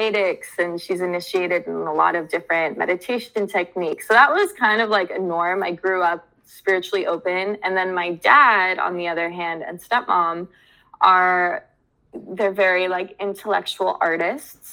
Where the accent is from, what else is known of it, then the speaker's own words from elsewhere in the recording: United States; I was born in America